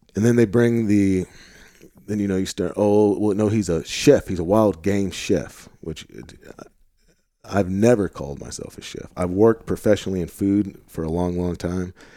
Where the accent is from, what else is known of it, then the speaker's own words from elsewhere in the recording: St. Louis, Missouri, United States; now in Arkansas, United States; so we're both from Saint Louis, Missouri originally